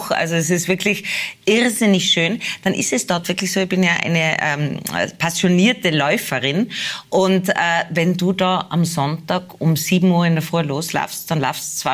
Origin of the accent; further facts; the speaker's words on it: Tyrol, Austria; man wird natürlich schon als Tirolerin wahrgenommen. Ich lebe ja schon lange, also ich lebe ja eigentlich in Niederösterreich Hauptwohnsitz